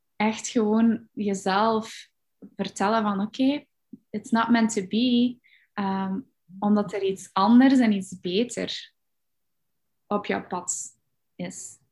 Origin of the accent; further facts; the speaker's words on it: Belgium; ik ben opgegroeid in België